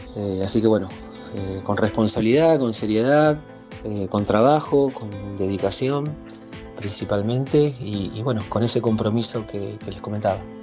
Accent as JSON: {"language": "Spanish", "country": "Argentina", "said": "como buenos argentinos queremos siempre eh, ganar"}